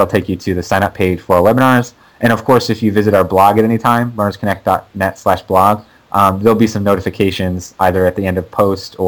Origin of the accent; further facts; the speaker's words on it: Maine, United States; moved away; I'm from Maine originally, so it's like kind of my hometown race.